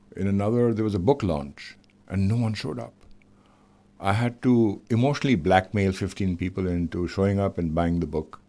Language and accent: English; India; I am visiting from India, where there are a thousand shades of human skin